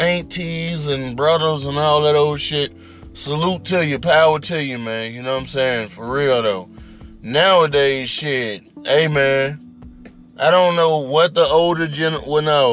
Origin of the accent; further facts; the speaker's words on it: Mississippi, United States; I grew up in Mississippi